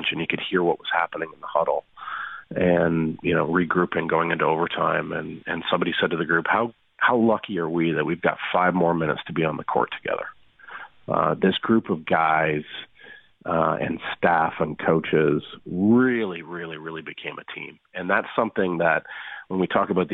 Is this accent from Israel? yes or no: no; Canada; as a Canadian